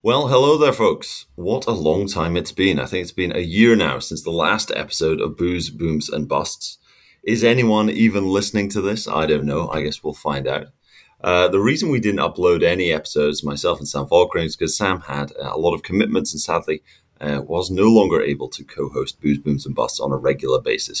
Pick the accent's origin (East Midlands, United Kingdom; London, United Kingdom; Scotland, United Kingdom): Scotland, United Kingdom; I am a Scotsman in Scotland right now